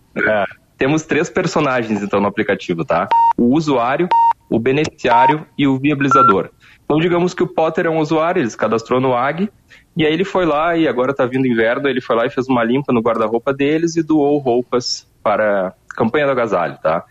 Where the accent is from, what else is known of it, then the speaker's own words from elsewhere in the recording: Porto Alegre, Rio Grande do Sul, Brazil; eu sou de Porto Alegre